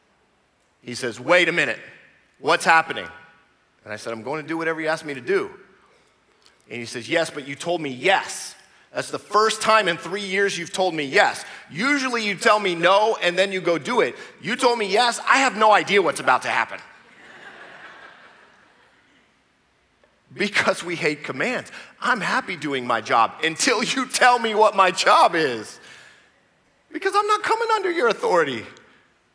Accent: United States; I'm American

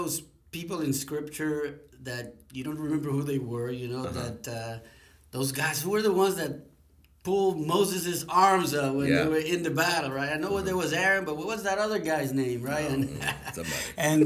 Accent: Puerto Rico; moved away as an adult; now in United States; I'm originally from Puerto Rico, small island in the Caribbean

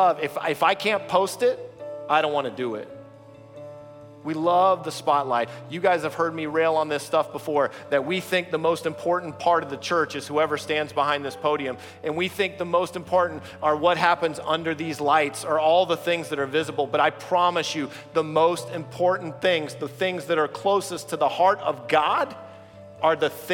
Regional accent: the South, Georgia, United States; moved away; I come from the South. We lived in Georgia

